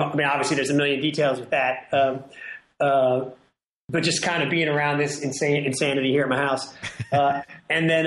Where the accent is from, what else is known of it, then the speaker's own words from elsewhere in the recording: Washington, District of Columbia, United States; now in New Orleans, United States; I live in New Orleans. I grew up in Washington, D.C.